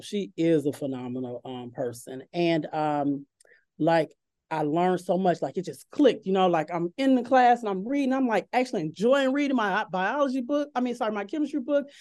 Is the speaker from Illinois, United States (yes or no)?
yes; Chicago, Illinois, United States; moved away as an adult; now in Oak Ridge, United States; I'm originally from Chicago, Illinois